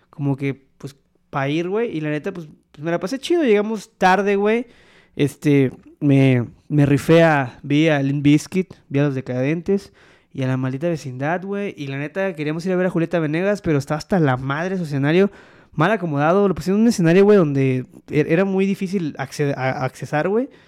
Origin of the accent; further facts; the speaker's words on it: Poza Rica, Veracruz, Mexico; Soy de Poza Rica, Veracruz. Pero bueno, nacionalizado veracruzano, güey. No, la verdad es de que, yo soy de ascendencia puertorriqueña.